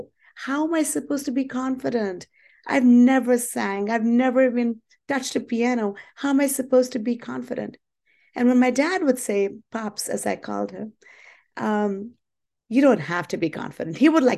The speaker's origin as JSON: {"language": "English", "country": "India", "tie": "born or raised there", "said": "You know, I grew up in India, and my dad was in the Indian Army, and we were a military household."}